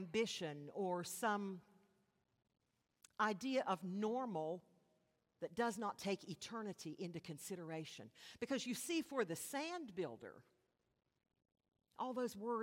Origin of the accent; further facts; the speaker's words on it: West Virginia, United States; I'm from West Virginia